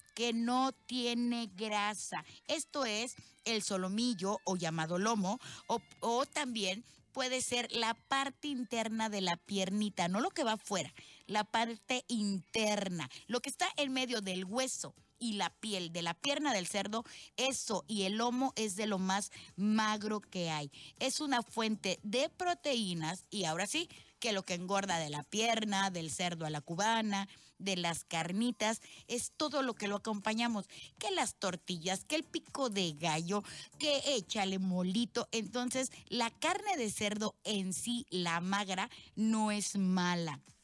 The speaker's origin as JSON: {"language": "Spanish", "region": "Veracruz", "country": "Mexico", "said": "soy jarocha 100%"}